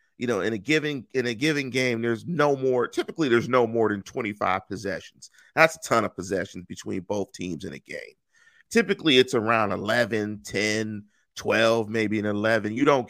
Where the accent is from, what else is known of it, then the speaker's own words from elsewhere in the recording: Pittsburgh, Pennsylvania, United States; I'm from the North Side. I'm from 15233 Manchester. I'm from like 5 minutes from the stadium.